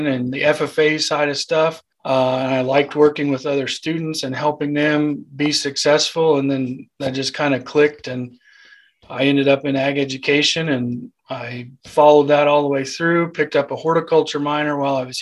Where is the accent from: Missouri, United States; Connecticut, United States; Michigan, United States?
Missouri, United States; Eldon; moved away as an adult; now in Maryville, United States; Originally from Eldon, Missouri.